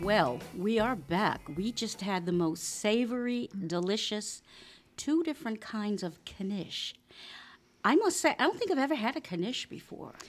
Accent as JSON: {"language": "English", "region": "Rhode Island", "country": "United States", "said": "I'm from Rhode Island"}